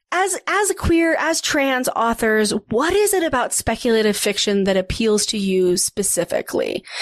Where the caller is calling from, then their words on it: Denver, Colorado, United States; I'm calling from Denver, Colorado. Not that cool, but hey